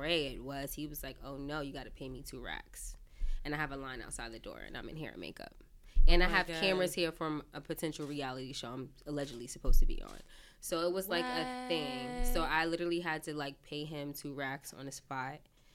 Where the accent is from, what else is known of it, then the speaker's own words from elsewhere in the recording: New York City, New York, United States; Born and raised in Brooklyn